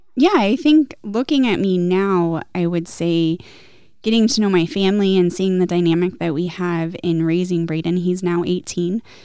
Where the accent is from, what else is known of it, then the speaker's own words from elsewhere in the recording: Gold Hill, Oregon, United States; I grew up in Gold Hill